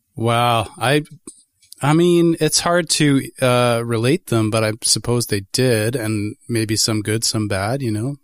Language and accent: English; Toronto, Ontario, Canada; moved away as an adult; now in Guelph, Canada; I was born and raised in Toronto in Etobicoke and moved to Guelph